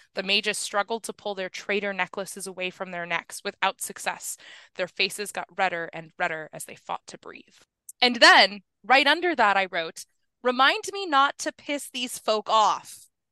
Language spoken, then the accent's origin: English; New Mexico, United States; I grew up in New Mexico where forest fires are a major